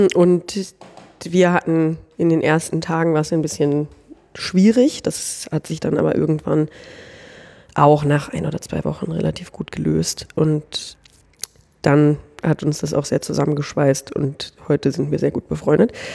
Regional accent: Northern Germany, Germany; moved away as an adult; now in Austria; ich komme eigentlich aus Norddeutschland, da bin ich aufgewachsen

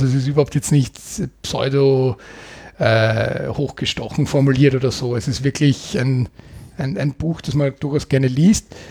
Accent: Austria; bei uns in Österreich

